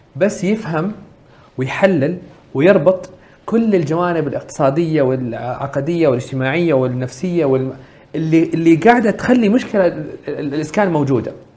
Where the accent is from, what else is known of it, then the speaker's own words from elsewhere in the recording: Saudi Arabia; عندنا في السعوديه